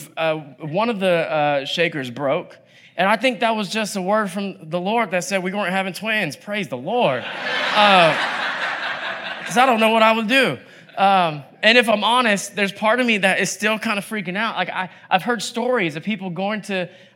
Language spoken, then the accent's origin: English; Atlanta, Georgia, United States; moved away as an adult; also born or lived in South Korea / Oakland, California / South Florida / New York City; now in California, United States; I grew up in Atlanta. Spent most of my life in Atlanta